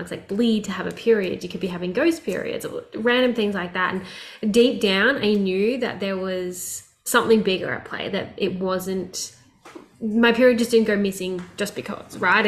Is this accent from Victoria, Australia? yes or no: yes; Melbourne, Victoria, Australia; where I grew up in Australia, which was Melbourne